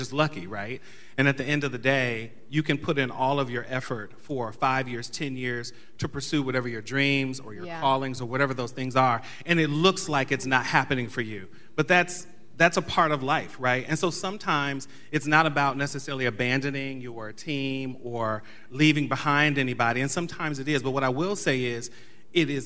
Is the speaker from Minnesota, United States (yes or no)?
no; Ohio, United States; I'm from Ohio